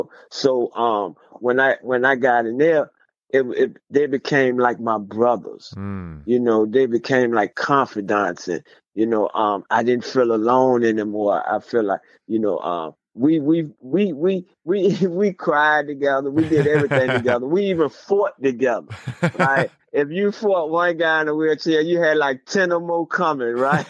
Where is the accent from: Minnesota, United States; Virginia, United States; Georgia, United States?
Virginia, United States; I was way in Texas, but I'm from Virginia.